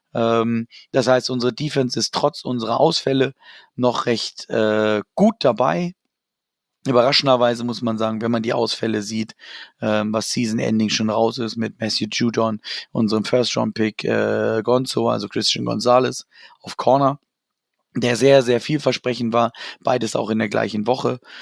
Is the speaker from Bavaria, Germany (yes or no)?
no; Hanover, Lower Saxony, Germany; das ist meine Heimat, da komme ich her